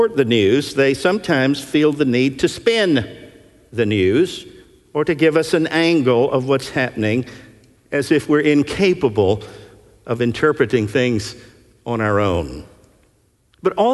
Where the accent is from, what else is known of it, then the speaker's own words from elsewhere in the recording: Nashville, Tennessee, United States; moved away; When I was a teenager growing up in Nashville, I had a paper route